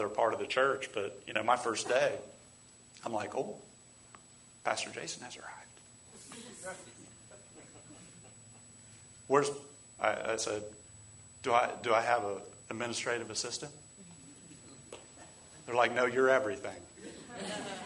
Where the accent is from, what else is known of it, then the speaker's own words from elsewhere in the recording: England, United Kingdom; moved away; I'm from England.